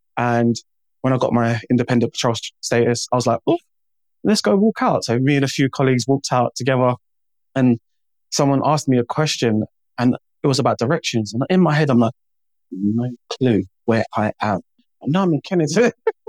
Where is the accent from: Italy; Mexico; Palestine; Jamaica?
Jamaica; now in United Kingdom; The black community, I'm Jamaican.